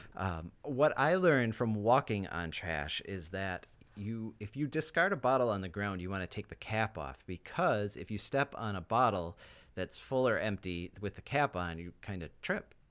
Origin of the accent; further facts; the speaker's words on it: Wisconsin, United States; growing up in Wisconsin, you have heat and humidity